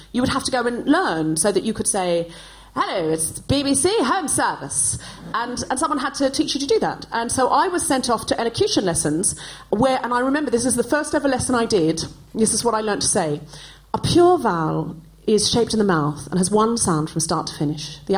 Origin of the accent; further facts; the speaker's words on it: Australia; I haven't always spoken like this. I was born and raised in Australia. I know I don't sound especially Australian